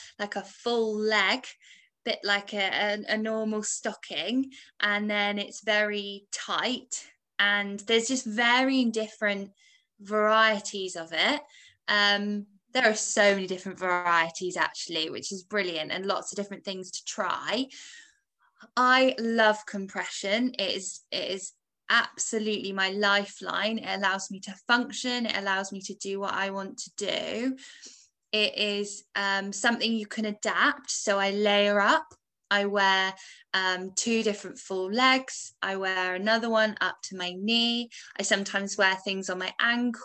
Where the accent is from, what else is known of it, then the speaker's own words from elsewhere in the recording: England, United Kingdom; moved away as an adult; now in Wales; I was born in England